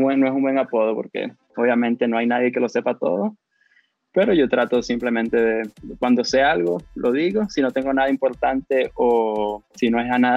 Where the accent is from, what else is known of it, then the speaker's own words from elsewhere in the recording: Brazil; accent: Brazilian; Spanish is a second language; Tengo el acento brasileño, me han dicho eso en el pasado.